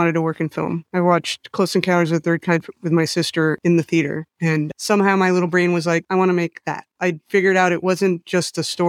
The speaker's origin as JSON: {"language": "English", "country": "Mexico", "tie": "born or raised there", "said": "A lot of it came from growing up in Mexico."}